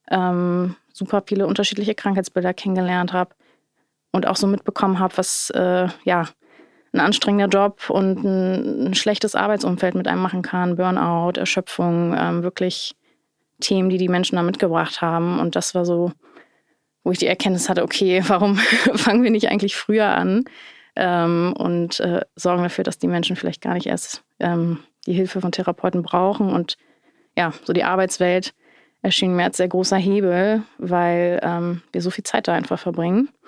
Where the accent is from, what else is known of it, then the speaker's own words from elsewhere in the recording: Hamburg, Germany; ich bin in Hamburg-Wilhelmsburg aufgewachsen. Das ist, äh, ich meine, Stadtteil, der sehr divers ist und von sehr unterschiedlichen Kulturen geprägt ist.